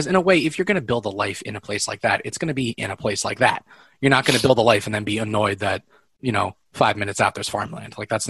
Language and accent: English; New York City, New York, United States; now in Northern Westchester, United States; I was born in Manhattan. I love the city. And I love that even now that I live up in Northern Westchester, I'm still only like an hour drive ish away from the city.